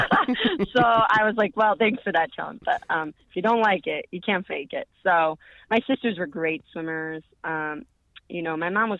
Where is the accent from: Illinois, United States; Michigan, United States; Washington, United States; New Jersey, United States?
Illinois, United States; Chicago; moved away; I'm from Chicago, Northwest suburbs